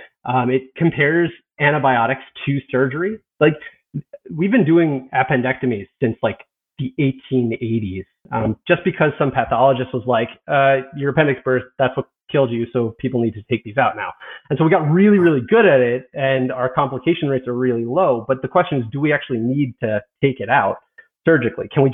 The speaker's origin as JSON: {"language": "English", "region": "East Coast", "country": "United States", "moved": "yes", "lives_now": "West Coast, United States", "said": "I'm from the East Coast. I'm living on the West Coast"}